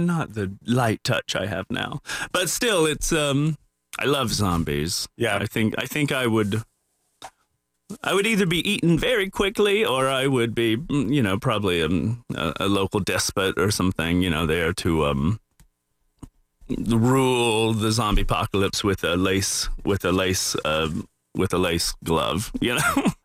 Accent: the South, United States; my childhood growing up in the South

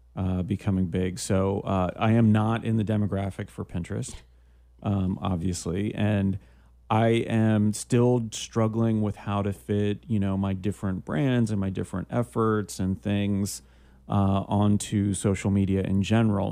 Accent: Canada; I'm from Canada

